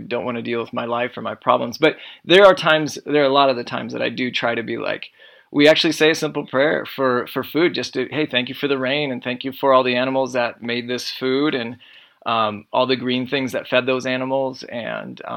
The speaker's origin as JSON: {"language": "English", "region": "Iowa", "country": "United States", "tie": "born or raised there", "said": "I grew up in Iowa."}